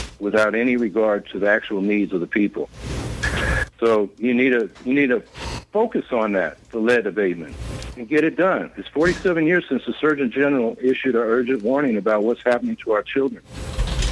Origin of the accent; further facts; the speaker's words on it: Syracuse, New York, United States; I'm from Syracuse